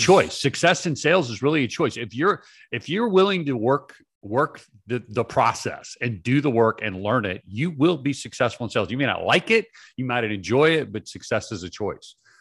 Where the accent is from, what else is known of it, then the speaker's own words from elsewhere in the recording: Atlanta, Georgia, United States; I was born in Atlanta.